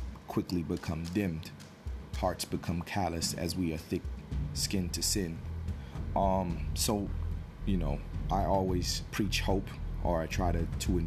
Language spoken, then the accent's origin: English; Newark, New Jersey, United States; I come from Newark, New Jersey. I grew up in an urban environment